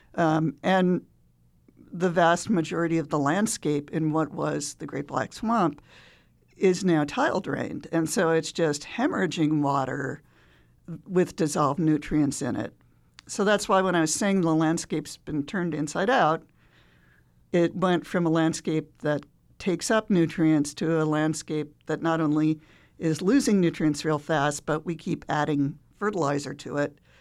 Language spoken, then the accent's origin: English; Chicago, Illinois, United States; I grew up on the Great Lakes. I'm from Chicago